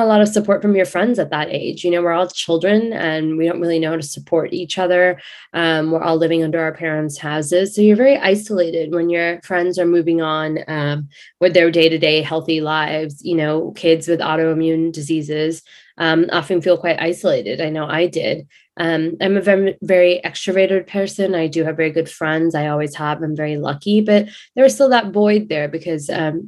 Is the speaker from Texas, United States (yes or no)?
yes; Houston, Texas, United States; moved away as an adult; also born or lived in London, England / Dubai / Manhattan / New Jersey; now in New York City, United States; once we moved to Houston, when I was about eight, I have been here since.